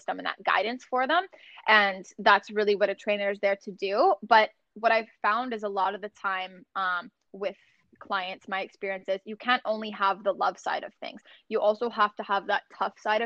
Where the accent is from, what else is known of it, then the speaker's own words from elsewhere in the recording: Sarnia, Ontario, Canada; my hometown of Sarnia